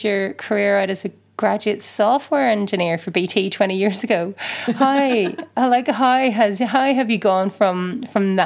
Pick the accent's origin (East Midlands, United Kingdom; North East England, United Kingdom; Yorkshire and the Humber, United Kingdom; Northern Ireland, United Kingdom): Northern Ireland, United Kingdom; moved away; my home country